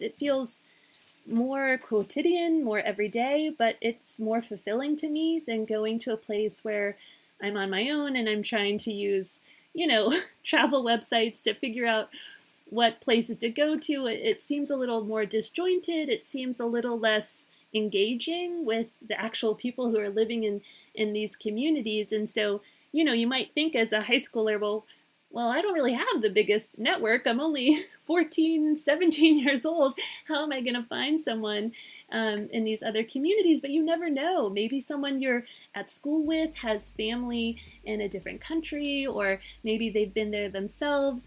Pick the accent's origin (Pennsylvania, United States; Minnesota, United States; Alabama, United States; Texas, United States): Pennsylvania, United States; Pittsburgh; moved away as an adult; also born or lived in Connecticut; growing up in the United States, growing up in Pittsburgh